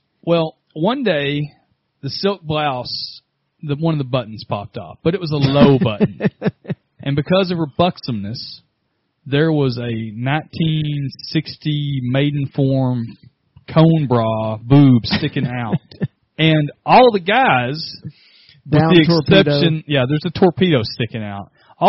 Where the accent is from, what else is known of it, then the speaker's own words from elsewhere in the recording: Texas, United States; I'm from Texas.